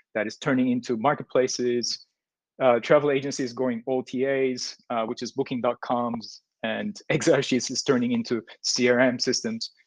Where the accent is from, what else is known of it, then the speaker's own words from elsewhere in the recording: Turkey; moved away as an adult; now in Vietnam; I'm from Turkey. Basically, moved into Vietnam six years ago, almost five and a half.